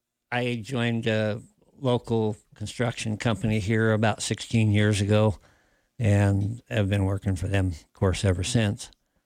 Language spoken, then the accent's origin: English; Sheridan, Wyoming, United States; also born or lived in Casper, Wyoming / Colorado Springs, Colorado; I was born in Casper. I was raised here in Sheridan. I attended Taylor and Linden Central Junior High School and then spent 3 years at Bighorn, graduated Grable 1980.